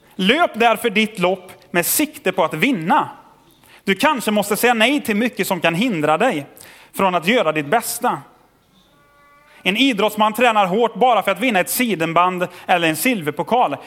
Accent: Tidaholm, Västra Götaland, Sweden; Jag är uppvuxen i Tidaholm

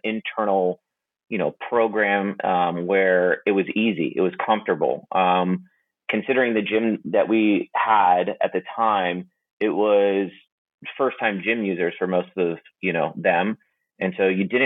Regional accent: Sarasota, Florida, United States; moved away as an adult; also born or lived in North Carolina / Atlanta, Georgia; now in Dallas, United States; I grew up in Sarasota, Florida

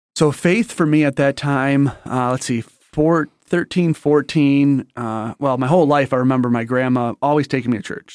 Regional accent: St. Clair Shores, Michigan, United States; also born or lived in Detroit, Michigan; I'm raised in a little town called Saint Clair Shores

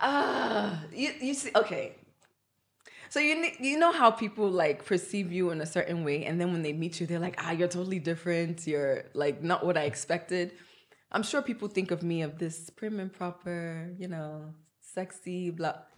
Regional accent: Nigeria; moved away; I'm Nigerian

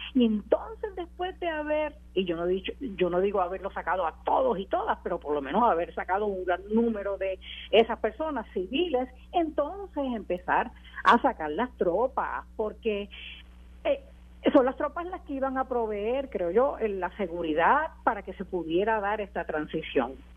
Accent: Puerto Rico; como puertorriqueña

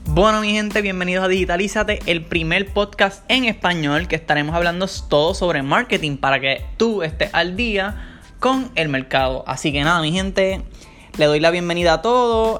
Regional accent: Ponce, Puerto Rico; now in San Juan, Puerto Rico; yo soy nacido en Ponce, pero ahora mismo actualmente estoy viviendo en San Juan, Puerto Rico

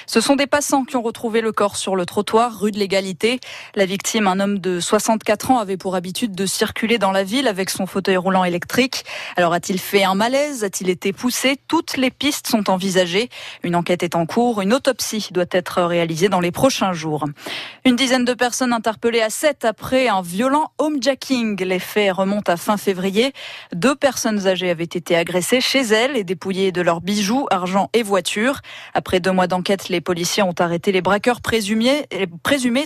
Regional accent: Occitania, France; chez nous, en Occitanie

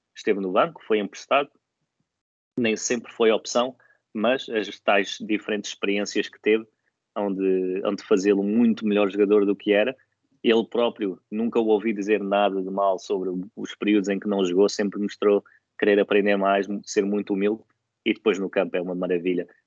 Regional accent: Portugal; como portugueses

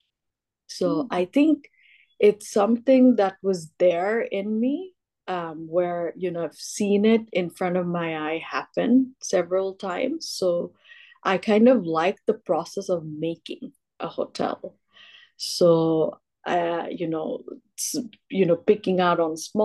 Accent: Bangladesh; also born or lived in Los Angeles, United States; I was born and brought up in Bangladesh

